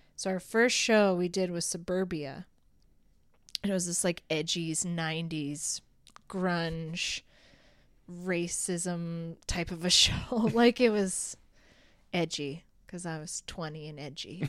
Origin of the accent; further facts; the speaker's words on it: Rocky Mountain House, Alberta, Canada; now in Red Deer, Canada; I was from Rocky Mountain House